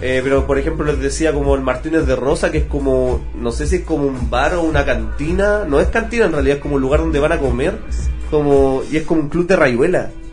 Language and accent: Spanish; Concepción, Biobío, Chile; el discurso del penquista en general es muy cómodo, eh, nos gustan las artes, nos gusta mucho la música, somos muy bohemios